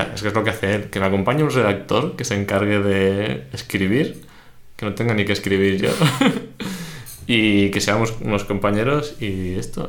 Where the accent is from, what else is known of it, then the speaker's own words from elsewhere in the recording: Barcelona, Catalonia, Spain; sí que soy de Barcelona